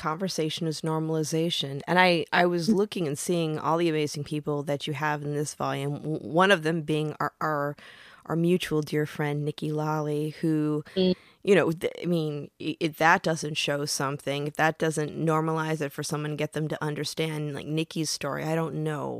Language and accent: English; Michigan, United States; now in California, United States; I've been in California now for over 20 years, so I think a lot of my accent is gone, but I remember back in the day, like having friends that almost went to jail for just resin in their pipes in Michigan.